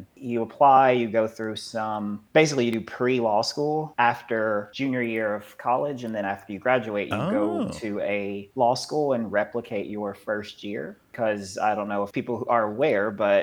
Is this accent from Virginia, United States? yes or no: no; Madisonville, Kentucky, United States; I'm from Madisonville in Western Kentucky